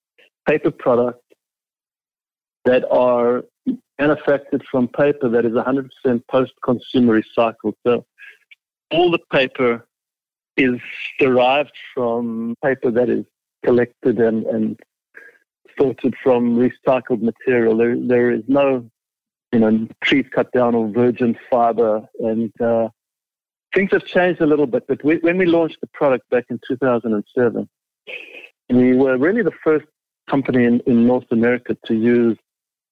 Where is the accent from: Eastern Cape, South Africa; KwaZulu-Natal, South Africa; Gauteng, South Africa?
Gauteng, South Africa; Johannesburg; first language English; moved away as an adult; now in Toronto, Canada; I'm born and raised in Johannesburg, South Africa.